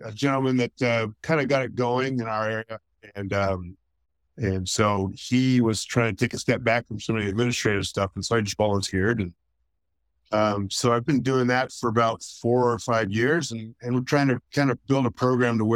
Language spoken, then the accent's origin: English; Stockton, California, United States; also born or lived in Sacramento; I grew up in Stockton